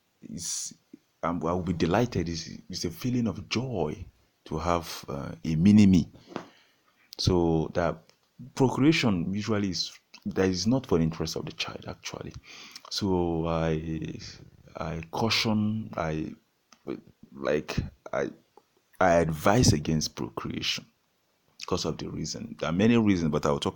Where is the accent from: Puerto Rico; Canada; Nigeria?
Nigeria; I'm from Nigeria